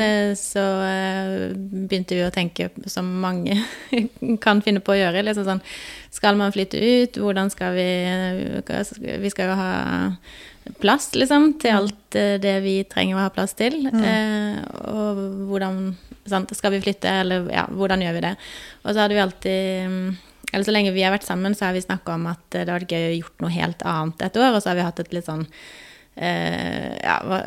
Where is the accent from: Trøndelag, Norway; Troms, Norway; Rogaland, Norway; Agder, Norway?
Agder, Norway; Grimstad; moved away as an adult; now in Oslo, Norway; kommer jeg fra Grimstad på Sørlandet